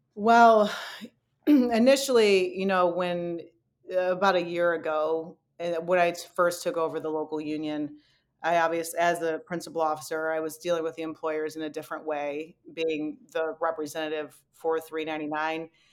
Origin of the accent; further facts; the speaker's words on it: Detroit, Michigan, United States; moved away; I was born and raised in Detroit